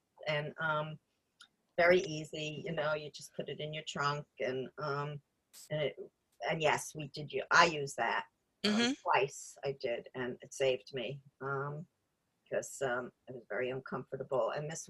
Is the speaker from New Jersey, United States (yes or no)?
yes; New York area, New Jersey, United States; moved away; I'm from New Jersey, New York area